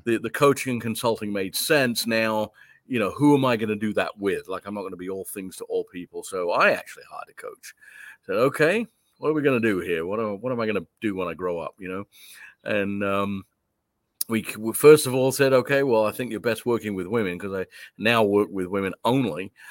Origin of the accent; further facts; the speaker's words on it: London, United Kingdom; moved away; I was born and raised in London, England. I came over here in nineteen seventy-nine.